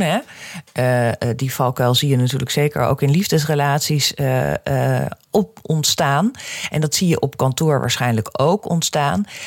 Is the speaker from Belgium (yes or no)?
no; Amsterdam, North Holland, Netherlands; ik kom uit Amsterdam